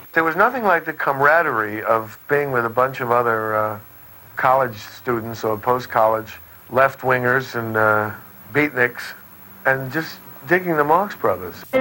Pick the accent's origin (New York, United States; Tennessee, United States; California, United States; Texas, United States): California, United States; Fullerton; in Orange County, where I grew up, I grew up in Fullerton, gateway to Anaheim